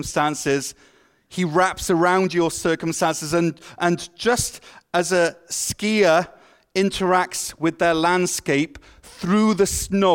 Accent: Wales, United Kingdom; moved away as an adult; now in Ottawa, Canada; I moved from Wales, a place that is famous for its rain, to Ottawa, a place that is famous for its snow

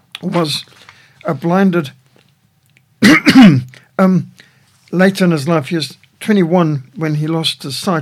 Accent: South Africa; I'm from South Africa

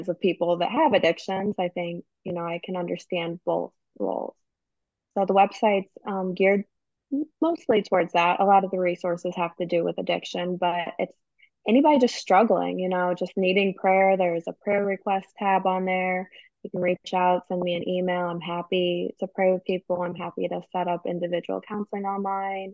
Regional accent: St. Louis, Missouri, United States; also born or lived in Southern Illinois; We're originally from St. Louis, so we have a place in St. Louis and then a place in Southern Illinois

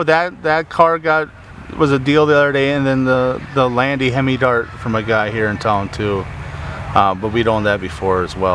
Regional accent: Minnesota, United States; I'm from Minnesota.

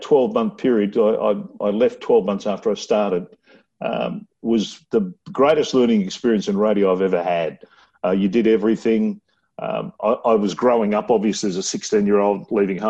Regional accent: Brisbane, Queensland, Australia; also born or lived in Laverton, Melbourne, Victoria; I was born in Melbourne, but I went to school in Queensland.

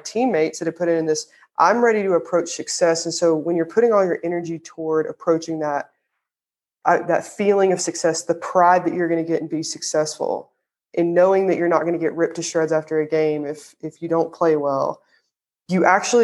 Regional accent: the South, United States; accent: Southern; my Southern accent just came out

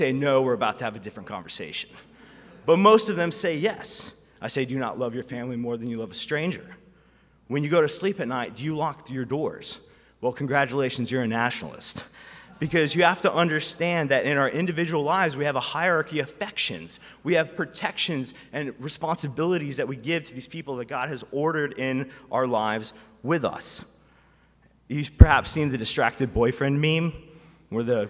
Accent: United States; us as American Christians

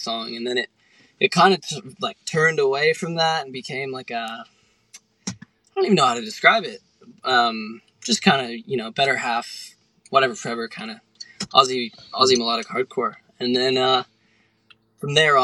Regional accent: Canada; now in Melbourne, Australia; because I'm Canadian

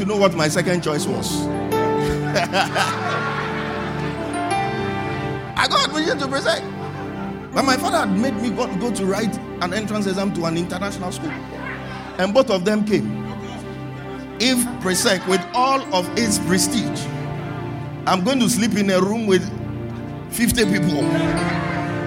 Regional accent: Tema, Greater Accra, Ghana; I grew up in Tema

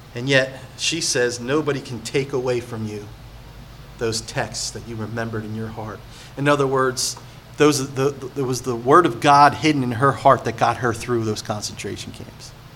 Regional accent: Point Pleasant, United States; I come from Point Pleasant, small little town.

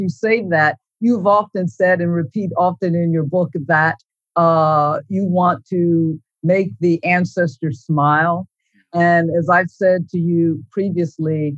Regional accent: Ohio, United States; moved away; I grew up in Ohio, so we didn't have Confederate monuments, but boy, did we have the flags

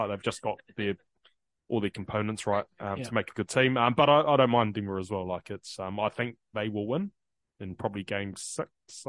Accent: Queensland, Australia; I know I'm a Queenslander, but I'm not. I support Queensland.

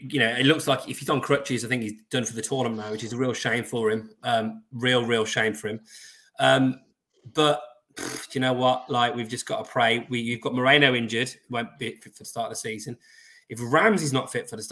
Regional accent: Birmingham, West Midlands, United Kingdom; I'm a Brummie. I'm Irish, aren't I? You know, because of me ma. Me ma's from Cork

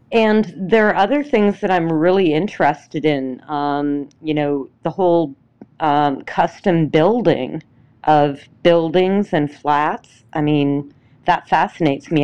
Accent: Minnesota, United States; also born or lived in Atlanta area; now in Atlanta, United States; my hometown is, um, up in Minnesota, in a very remote part of it

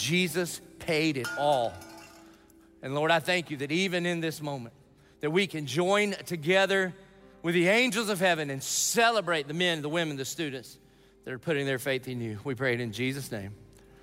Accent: the South, United States; I grew up in the South

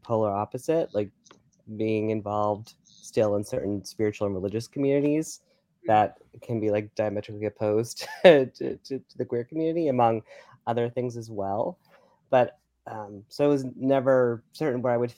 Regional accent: Massachusetts, United States; moved away as an adult; also born or lived in Rhode Island; now in New York, United States; my home state of Massachusetts, because even though, yes, I did, was born and raised there

